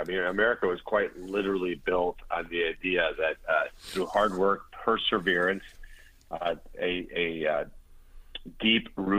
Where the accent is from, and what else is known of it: Pompano Beach, Florida, United States; born or raised there; English is a second language